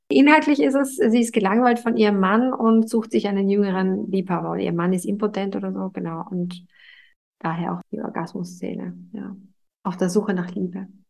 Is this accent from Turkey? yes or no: no; Vienna, Austria; moved away; also born or lived in United States; Das ist übrigens ein Theater, das zehn Minuten äh, davon entfernt, wo ich aufgewachsen bin